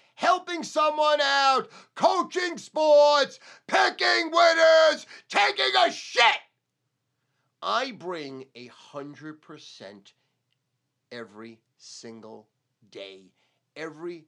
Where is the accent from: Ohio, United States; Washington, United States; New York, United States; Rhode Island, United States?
New York, United States; Brooklyn, Long Island; when I came from Brooklyn to Long Island, how I got beat up because I was a Jew